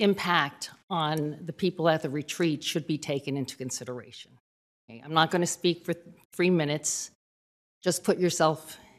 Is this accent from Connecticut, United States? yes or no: yes; Connecticut, United States; My husband Marshall, who's here, and I rented out in the desert for 11 years before we purchased. We come from Connecticut, and Connecticut's also very pretty.